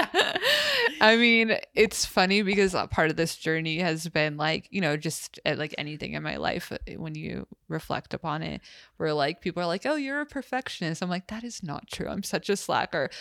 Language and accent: English; United States; the privilege of being American